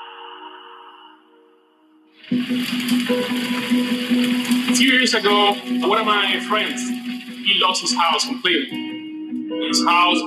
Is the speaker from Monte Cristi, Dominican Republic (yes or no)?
yes; Las Matas de Santa Cruz, Monte Cristi, Dominican Republic; moved away as an adult; Growing up in my hometown, we don't have electricity, treat, we don't have water, we don't have a fire department.